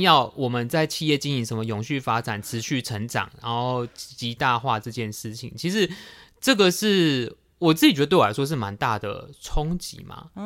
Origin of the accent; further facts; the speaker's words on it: Tainan, Taiwan; 身为台南人，我有一点惭愧，因为我对总爷其实非常不熟